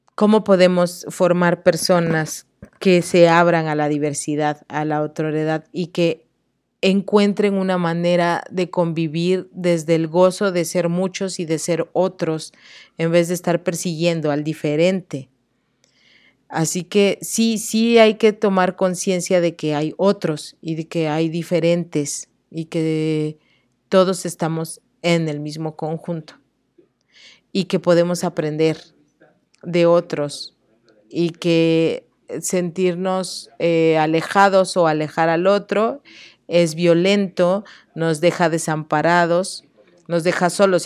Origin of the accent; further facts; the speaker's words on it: Oaxaca, Mexico; como oaxaqueña